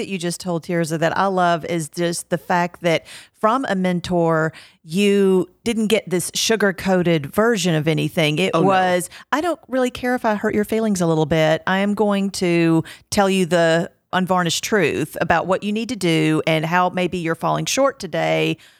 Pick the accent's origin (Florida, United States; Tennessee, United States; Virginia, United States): Tennessee, United States; And I'm from Middle Tennessee.